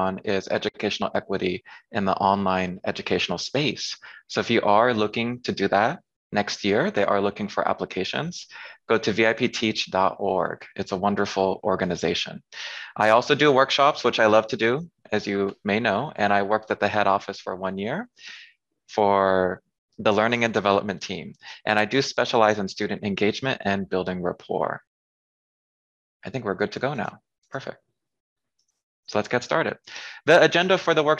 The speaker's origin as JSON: {"language": "English", "town": "San Diego", "region": "California", "country": "United States", "also_born_or_lived": "South Korea / France / Thailand / China", "moved": "as an adult", "lives_now": "Washington, D.C., United States", "said": "I'm from San Diego, California. I currently live in Washington, D.C."}